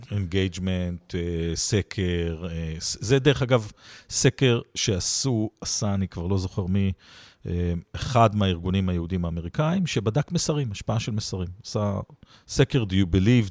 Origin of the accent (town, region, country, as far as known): Israel